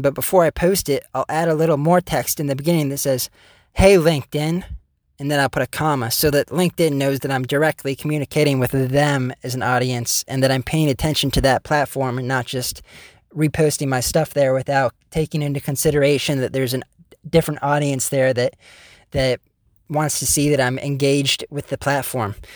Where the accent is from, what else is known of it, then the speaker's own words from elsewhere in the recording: United States; the one guy from America